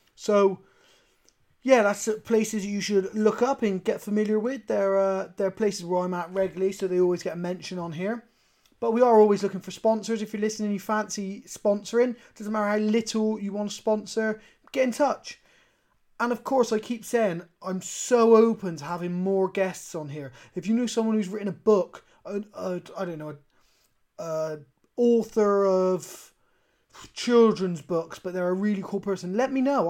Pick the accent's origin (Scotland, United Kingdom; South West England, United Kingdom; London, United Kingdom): South West England, United Kingdom; Bristol; I'm from a place called Bristol in the UK